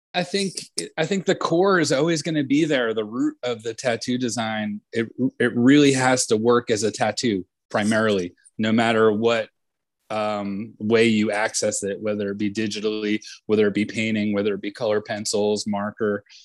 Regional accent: Point Pleasant, New Jersey, United States; my hometown in Point Pleasant, New Jersey

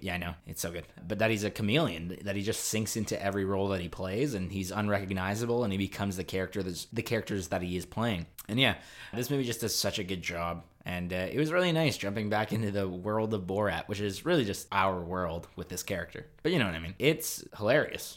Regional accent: Canada; Canada's pretty cool. It's just cold up here.

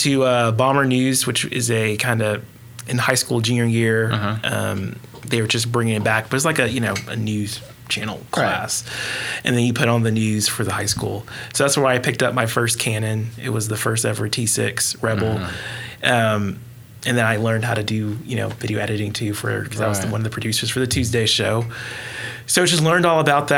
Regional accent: Midwest City, Oklahoma, United States; born and raised in Midwest City, Oklahoma

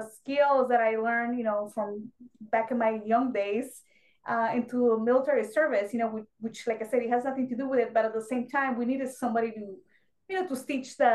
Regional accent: Mexico; English is a second language; moved away as an adult; now in United States; I was born and raised in Mexico, so I didn't speak English.

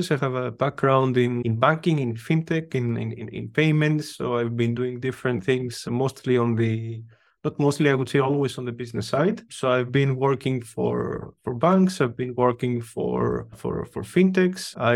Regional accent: Greece; English is a second language; now in Vienna, Austria; Greece, I'm from Greece.

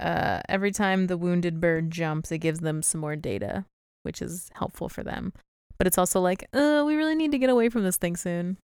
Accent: St. Louis, Missouri, United States; accent: Southern; I'm from Saint Louis, not, like, Louisiana

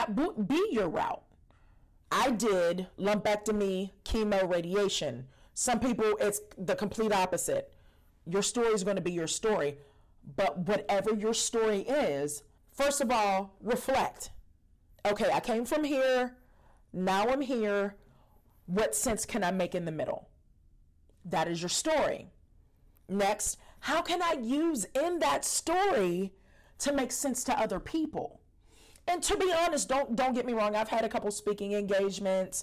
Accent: Pittsburgh, Pennsylvania, United States; I'm from Pittsburgh, Pennsylvania

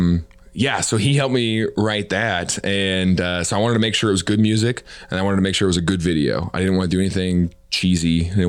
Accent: Mount Vernon, Missouri, United States; now in Kansas City, United States; I grew up in Mount Vernon, Missouri, small town. Really proud of where I'm from.

